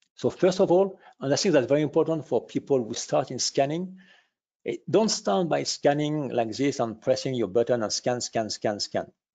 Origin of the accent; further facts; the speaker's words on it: France; accent: French; English is a second language; I can hear from our accent we are a little bit French